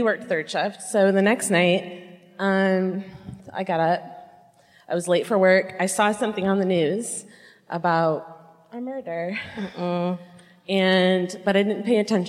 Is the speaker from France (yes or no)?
no; Muskegon, Michigan, United States; I'm from the West Side in Muskegon